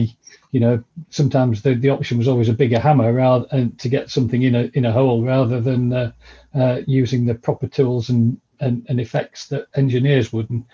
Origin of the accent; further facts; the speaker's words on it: Vale of York, Yorkshire and the Humber, United Kingdom; I'm a Yorkshire lad, born and bred. Come from the Vale of York